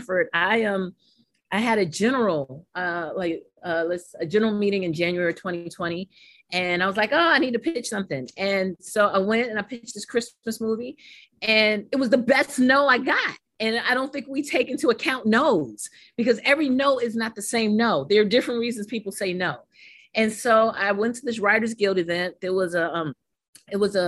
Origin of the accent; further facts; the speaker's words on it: New York City, New York, United States; also born or lived in St. Croix, U.S. Virgin Islands; St. Aloysius School growing up in Harlem, New York.